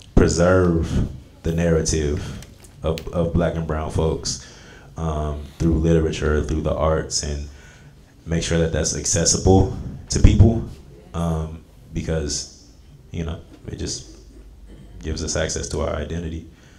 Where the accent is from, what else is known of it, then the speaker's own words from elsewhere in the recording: Vallejo, California, United States; I'm from Vallejo, California